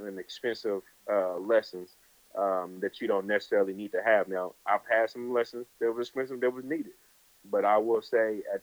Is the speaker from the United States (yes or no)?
yes; California, United States; I'm from California